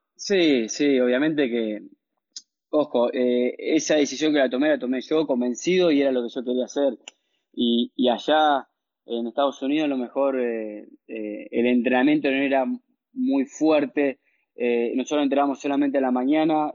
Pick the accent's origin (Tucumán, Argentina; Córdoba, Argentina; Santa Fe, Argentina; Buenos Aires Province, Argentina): Santa Fe, Argentina; Venado Tuerto; also born or lived in Rufino / Rosario; nací en Rufino, un pueblo de 15.000, 20.000 habitantes. Eh, a los dos nació mi hermano, que nos llevamos dos años de diferencia. Eh, a los tres años míos nos fuimos a vivir a Venado Tuerto por trabajo mi papá, que él empezó a dar clases de tenis ahí en Venado Tuerto. Empecé a crecer en Venado